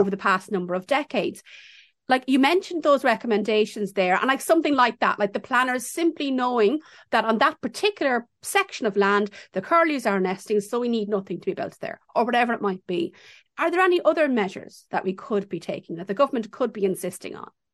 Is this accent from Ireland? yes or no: yes; Ireland; growing up in Ireland